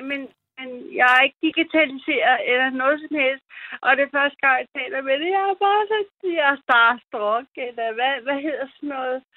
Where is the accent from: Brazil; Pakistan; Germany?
Germany; also born or lived in Kiel; now in Denmark; kommer fra min fødeø, som ligger på øh, i Nordsøen. Øh, ich bin Deutsch. Ich komme von øh, Deutschland. Øh, jeg kommer fra Tyskland.